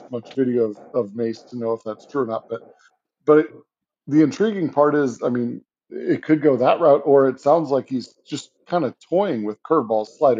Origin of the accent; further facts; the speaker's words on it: St. Louis, Missouri, United States; now in Kansas City, United States; growing up in St. Louis, I'm a huge Cardinals fan, but I currently live in Kansas City